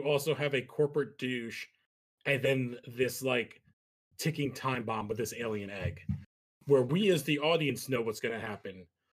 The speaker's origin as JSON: {"language": "English", "region": "New Jersey", "country": "United States", "said": "We lived in New Jersey. We're from New Jersey, so we get some cold winters"}